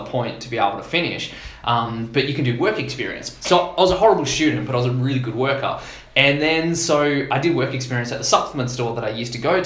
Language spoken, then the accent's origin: English; Canberra, Australian Capital Territory, Australia; moved away; also born or lived in Perth / Sydney; I grew up in Canberra, and school's a little bit different there